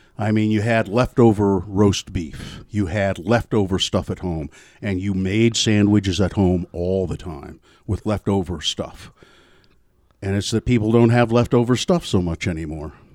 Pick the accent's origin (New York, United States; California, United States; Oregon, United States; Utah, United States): Utah, United States; Ogden; now in Salt Lake City, United States; growing up in Ogden.